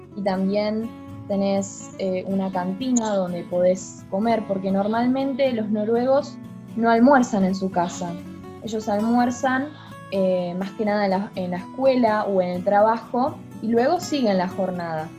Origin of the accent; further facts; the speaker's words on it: Trelew, Chubut, Argentina; also born or lived in Norway; vengo de Argentina, eh, vivo en la ciudad de Trelew